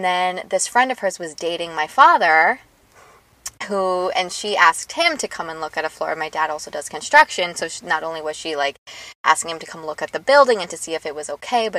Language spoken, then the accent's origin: English; New York City, New York, United States; my childhood in New York